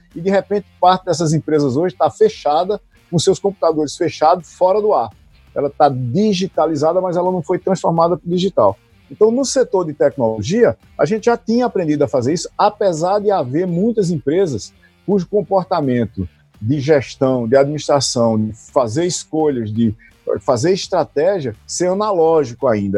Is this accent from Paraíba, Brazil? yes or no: yes; Taperoá, Paraíba, Brazil; você e eu somos paraibanos, né? E em particular, eu sou de Itaperuá